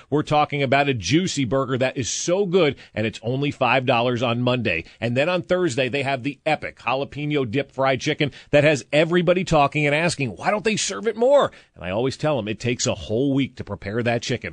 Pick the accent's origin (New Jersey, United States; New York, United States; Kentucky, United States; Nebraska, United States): New Jersey, United States; moved away; I grew up in New Jersey.